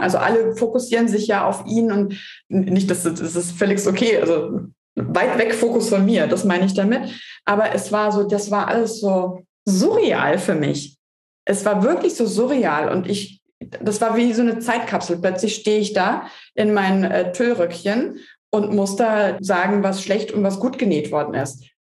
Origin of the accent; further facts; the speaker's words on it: Hesse, Germany; als Hesse